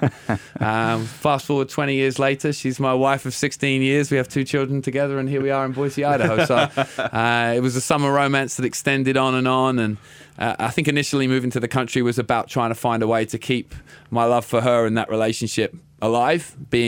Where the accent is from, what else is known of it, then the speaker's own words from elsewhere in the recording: England, United Kingdom; My mum was a teacher growing up in England.